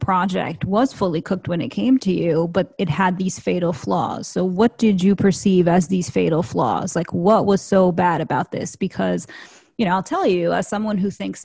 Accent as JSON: {"language": "English", "town": "New York City", "region": "New York", "country": "United States", "said": "I'm from Queens"}